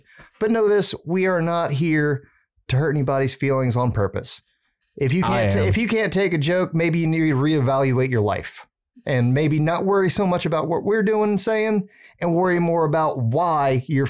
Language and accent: English; Louisiana, United States; But growing up in Southern Louisiana was fun.